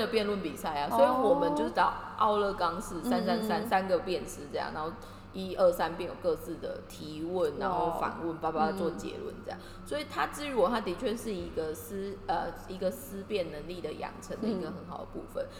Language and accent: Chinese; Kaohsiung, Taiwan; 因为我的高中我是高雄的学校